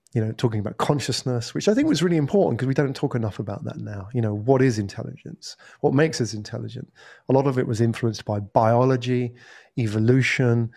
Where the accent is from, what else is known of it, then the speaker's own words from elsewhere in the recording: England, United Kingdom; moved away as an adult; also born or lived in Japan; now in Singapore; I am originally from England